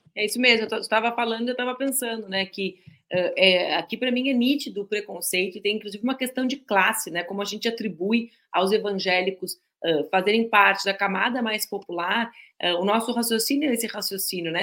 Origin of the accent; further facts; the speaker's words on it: Rio Grande do Sul, Brazil; nós que somos gaúchos